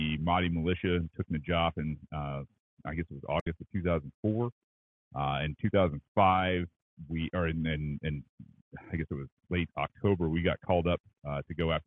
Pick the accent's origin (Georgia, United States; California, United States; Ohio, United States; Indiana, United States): Georgia, United States; also born or lived in Michigan; I grew up down here in Georgia